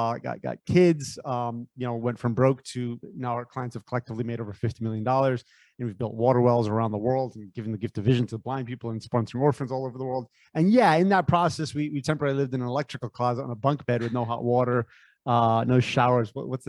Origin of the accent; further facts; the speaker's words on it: San Francisco, California, United States; born there; I was born in San Francisco, Bay Area.